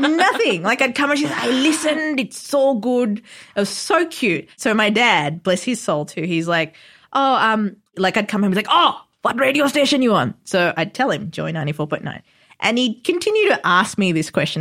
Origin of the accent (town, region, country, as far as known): Melbourne, Victoria, Australia; born or raised there; also born or lived in Sri Lanka